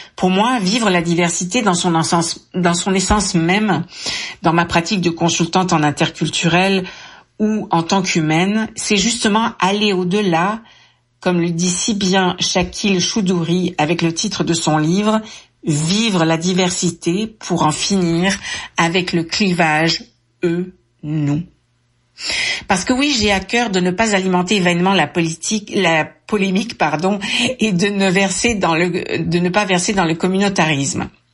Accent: France; moved away; je suis née en France. Mon accent me trahit

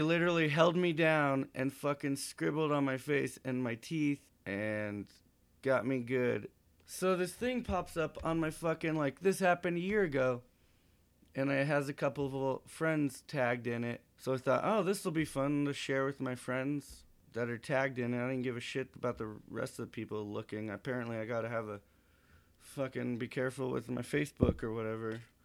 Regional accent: Montana, United States; I'm from Montana.

